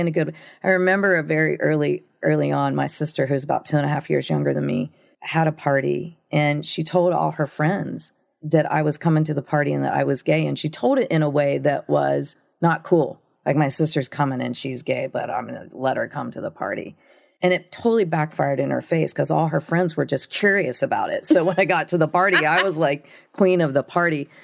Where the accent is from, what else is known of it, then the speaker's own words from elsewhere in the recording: Ohio, United States; I grew up in this little town in Ohio, a really small town.